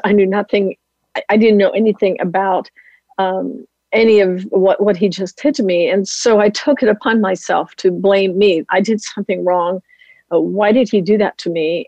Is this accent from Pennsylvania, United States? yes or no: yes; Lancaster County, Pennsylvania, United States; a little Amish girl growing up in Lancaster County, Pennsylvania area